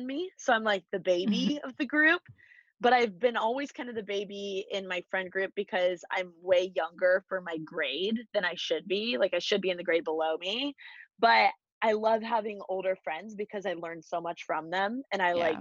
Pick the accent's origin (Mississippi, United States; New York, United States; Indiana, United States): Indiana, United States; Bloomington; moved away as an adult; now in Los Angeles, United States; I'm from Bloomington, Indiana